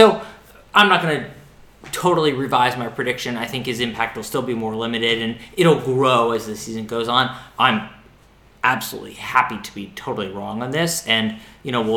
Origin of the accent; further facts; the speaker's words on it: Pittsburgh, Pennsylvania, United States; now in Brooklyn, United States; I'm from Pittsburgh. Hockey's, like, pretty big in Pittsburgh